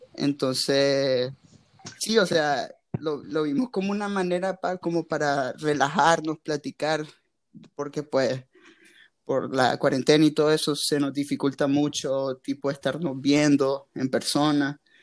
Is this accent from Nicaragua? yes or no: yes; Nicaragua; soy de Nicaragua